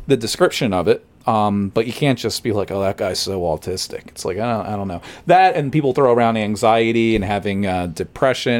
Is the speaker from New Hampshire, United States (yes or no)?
no; Long Branch, New Jersey, United States; growing up in Long Branch